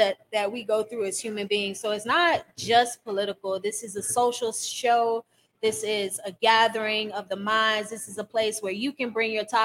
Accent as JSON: {"language": "English", "town": "Fort Myers", "region": "Florida", "country": "United States", "tie": "born or raised there", "also_born_or_lived": "China / Atlanta, Georgia", "moved": "as an adult", "said": "this is my hometown, Fort Myers, Florida"}